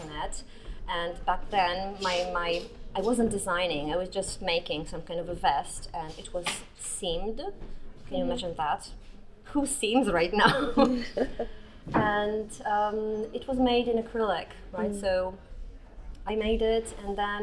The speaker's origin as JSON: {"language": "English", "country": "Poland", "second_language": "English", "said": "I come from Poland and I live in Toruń"}